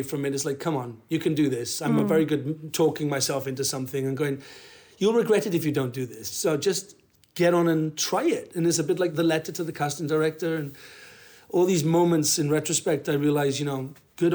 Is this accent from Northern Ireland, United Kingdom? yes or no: no; Wales, United Kingdom; I'm a Welsh actor